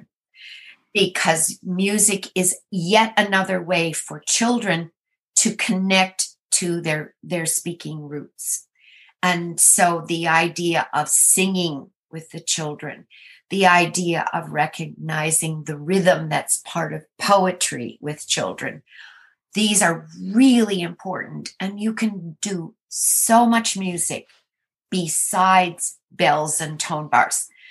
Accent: Minnesota, United States; now in Maryland, United States; I am from Minnesota

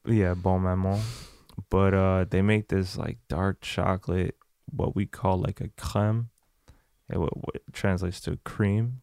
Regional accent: France; moved away; I was born in France. I have family in France, so um, I went back to France.

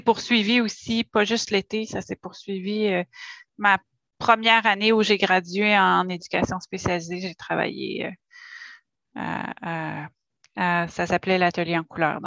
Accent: Gatineau, Quebec, Canada; je suis native de Hall, donc je suis née dans la région aussi

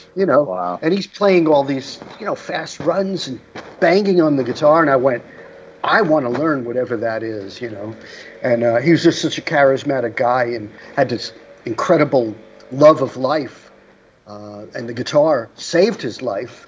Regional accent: New York City, New York, United States; I grew up in Rockaway, which was a, a, a, beach area

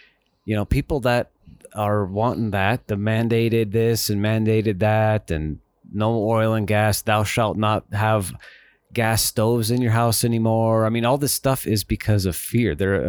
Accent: Montana, United States; I'm from Montana, Dave. I know all about that.

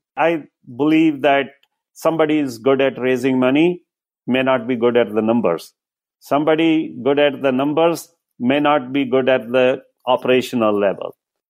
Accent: India; moved away as an adult; now in United States; I came from India in 2000 as a Microsoft certified system engineer.

